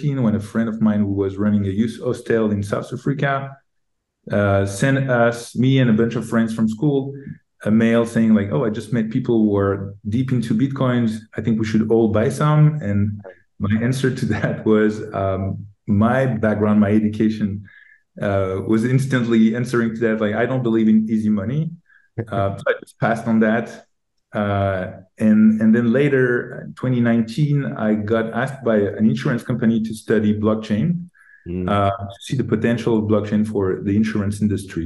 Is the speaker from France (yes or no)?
yes; Paris, Île-de-France, France; moved away as an adult; also born or lived in Silicon Valley; I'm from Paris. I grew up in Paris.